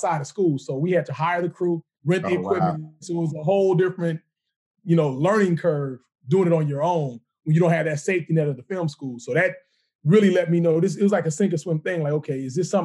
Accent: Chicago, Illinois, United States; moved away; growing up in Chicago

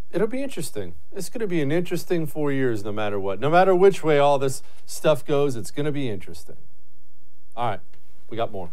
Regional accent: United States; I'm as American as apple pie

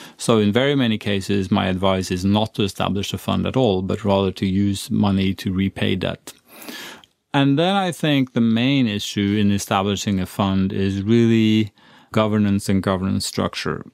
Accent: Sweden; now in Norway; I was born in Sweden, but I'm glad I live in Norway

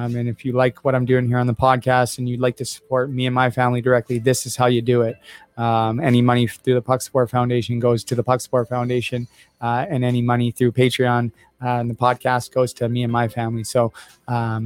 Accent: Vancouver, British Columbia, Canada; now in South Dundas, Canada; growing up in Vancouver

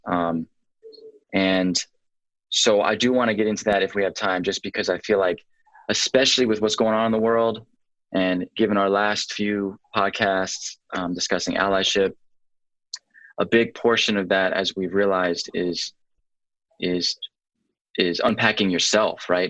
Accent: Atlanta, Georgia, United States; Born and raised in Atlanta

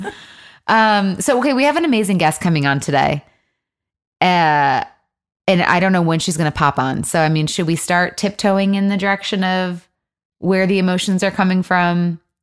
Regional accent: Michigan, United States; also born or lived in Los Angeles; now in Nashville, United States; I'm from Michigan.

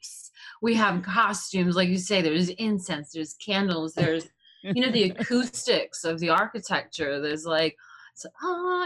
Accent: New York City, New York, United States; also born or lived in Chicago / Croatia (ancestry); I remember the early years in Chicago, actually, is where I grew up. I was born in the Bronx in New York City. But I do remember being a few years old and living in Chicago. And then we came back in 1990 to New York, where I went to kindergarten.

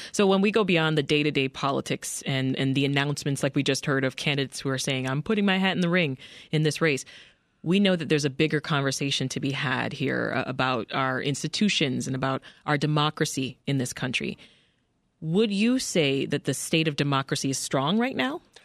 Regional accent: Canada; now in United States; I'm Canadian, and uh, I remember just being saturated by U.S. programming while living in Canada

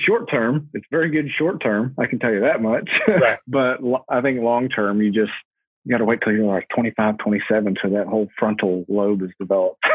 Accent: Huntington, West Virginia, United States; I'm from Huntington. I live in between the two biggest cities in West Virginia, Charleston and Huntington. So I'm, I'm directly in the middle of there and I've been here all my life.

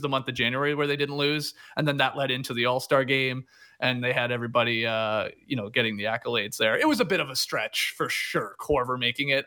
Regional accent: Canada; now in Atlanta, United States; as a Canadian living here.

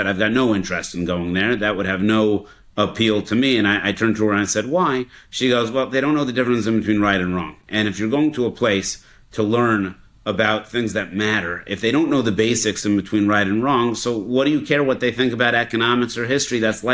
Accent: Denver, Colorado, United States; I grew up in Denver, Colorado.

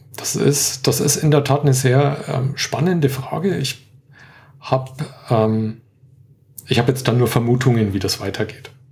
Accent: Franconia, Bavaria, Germany; accent: Franconian; bin Franke, entschuldige. Ich habe immer so leichte Probleme mit dem D und dem T

